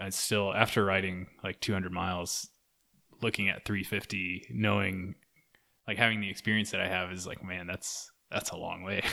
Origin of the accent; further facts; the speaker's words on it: Durant, Oklahoma, United States; also born or lived in Stillwater, Oklahoma; I lived in Durant, Oklahoma for the longest time. I grew up there.